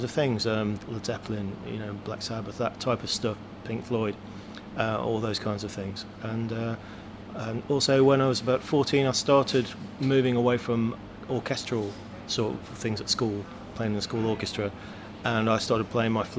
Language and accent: English; Nottingham, East Midlands, United Kingdom; growing up in Nottingham, as I did at that time